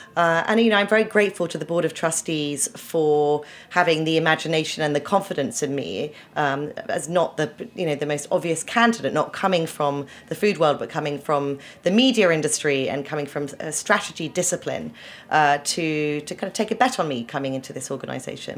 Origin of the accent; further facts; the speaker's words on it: Winchester, South East England, United Kingdom; moved away as an adult; also born or lived in Oxford; now in New York, United States; I was born in Oxford, but grew up in um, a very beautiful historical uh, town called Winchester in the south of England